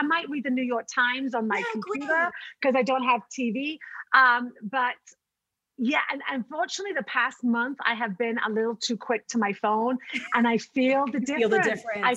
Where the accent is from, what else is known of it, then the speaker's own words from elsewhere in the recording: United Kingdom; moved away; I'm a Brit